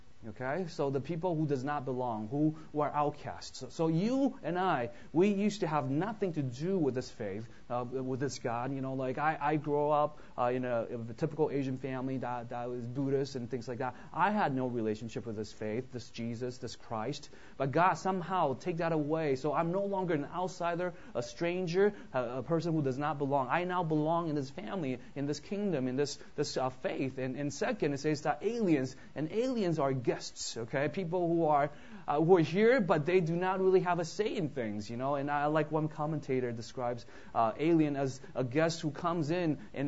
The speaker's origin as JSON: {"language": "English", "town": "Vancouver", "region": "British Columbia", "country": "Canada", "tie": "born or raised there", "moved": "yes", "lives_now": "United States", "said": "I grew up in Vancouver, so I'm actually a Canadian"}